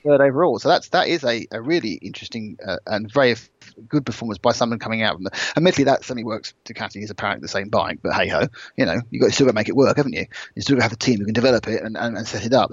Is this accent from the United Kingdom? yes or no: yes; United Kingdom; I'm British